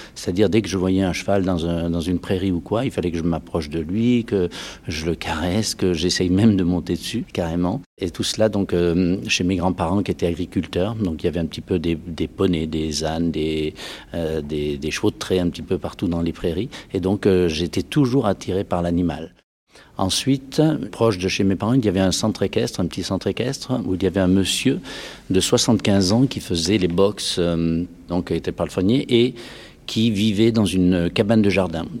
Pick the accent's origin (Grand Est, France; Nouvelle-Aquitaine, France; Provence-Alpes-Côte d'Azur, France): Nouvelle-Aquitaine, France; Dordogne; je suis originaire de la Dordogne